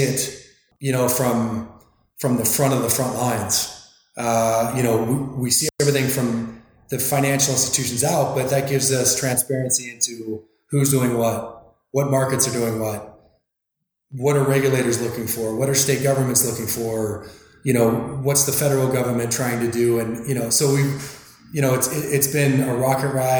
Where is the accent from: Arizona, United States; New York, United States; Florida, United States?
Arizona, United States; also born or lived in Northern California; I grew up in Arizona, went to school in Northern California